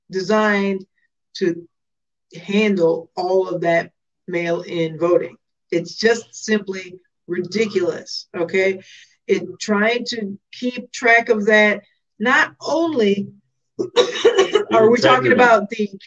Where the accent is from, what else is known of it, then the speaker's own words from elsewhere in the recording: Chicago, Illinois, United States; I don't, I'm from Southside